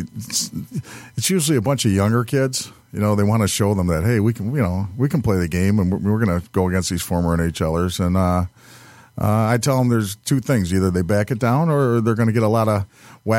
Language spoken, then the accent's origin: English; Farmington, Michigan, United States; As a kid growing up in Farmington